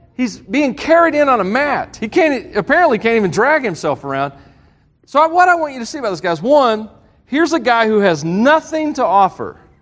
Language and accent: English; the South, United States; I'm from the South